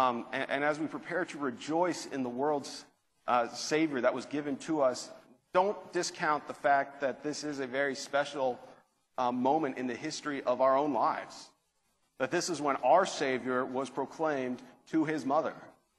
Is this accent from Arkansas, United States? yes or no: no; California, United States; I'm from Orange County. I'm a big Angels fan in baseball